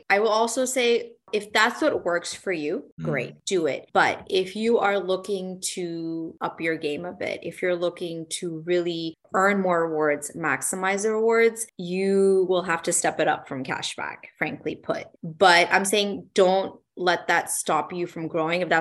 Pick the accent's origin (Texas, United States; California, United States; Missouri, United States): Texas, United States; Dallas; It's in my hometown